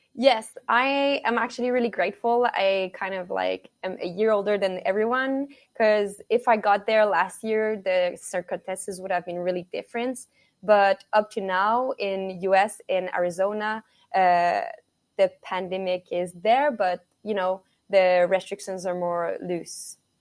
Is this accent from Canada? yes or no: yes; Montreal, Quebec, Canada; moved away; I'm from Montreal, Canada